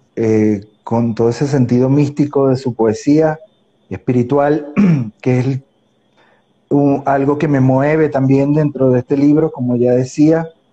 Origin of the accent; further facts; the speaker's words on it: Puerto Cabello, Carabobo, Venezuela; yo soy un porteño ucraniano